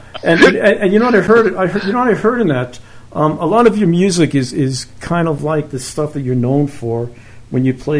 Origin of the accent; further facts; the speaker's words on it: New York City, New York, United States; also born or lived in Brooklyn / Long Island; I was born in Brooklyn. I was raised in Queens. Then I moved out to Long Island, and in Queens, I lived in a town called Laurelton